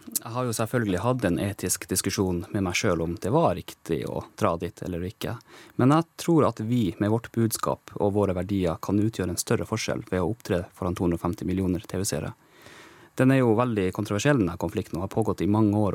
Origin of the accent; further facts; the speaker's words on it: Kautokeino, Finnmark, Norway; accent: Kautokeino dialect; moved away as an adult; also born or lived in Tromsø; now in Oslo, Norway; Jeg har jo vokst opp med den samiske kulturen rundt meg hele tiden, gjennom hele livet, opp til jeg var 19 år. Da fikk jeg kjenne på at jeg var litt forskjellig fra de andre når jeg flytta fra Kautokeino til Tromsø